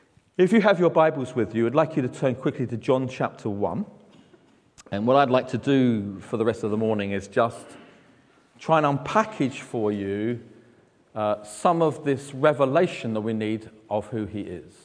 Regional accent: London, United Kingdom; I speak slower because I'm from London

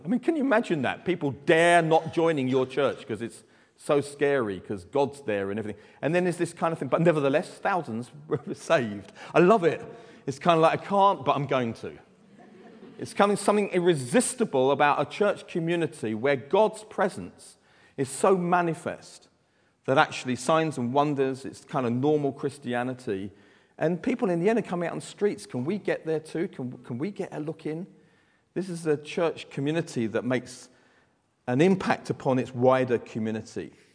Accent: London, United Kingdom; from Southeast London. You can tell that by my accent.

